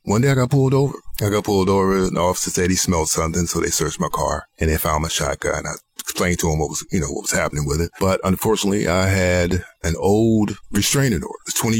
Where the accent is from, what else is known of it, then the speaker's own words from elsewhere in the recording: Richmond, Virginia, United States; also born or lived in Raleigh; I was born in Raleigh, North Carolina, and I wasn't raised there. Don't remember too much from my childhood of Raleigh, North Carolina. We moved to Richmond, Virginia.